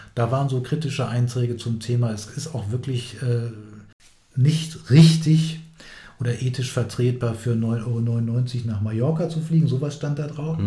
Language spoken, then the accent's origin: German; Hanover, Lower Saxony, Germany; also born or lived in Hildesheim; ich bin ja in Hannover aufgewachsen, in Hildesheim zwar geboren